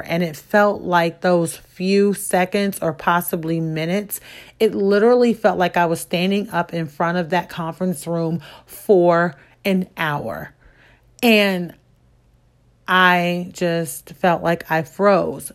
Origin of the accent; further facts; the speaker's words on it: Midwest, United States; I come from the Midwest. And so there's different linguistic type of things happening that might not exist outside of where I was born or where I grew up.